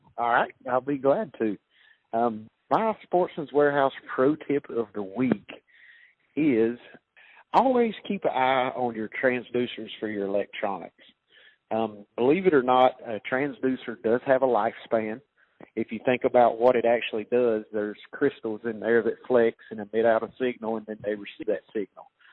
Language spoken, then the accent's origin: English; North Carolina, United States; my home state